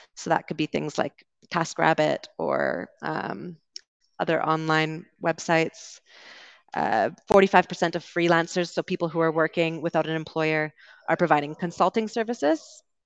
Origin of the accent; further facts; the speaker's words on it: Vancouver, British Columbia, Canada; I'm from Vancouver